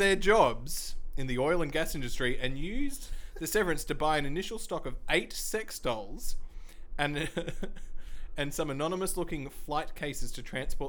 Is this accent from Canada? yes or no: no; Australia; me just being an Australian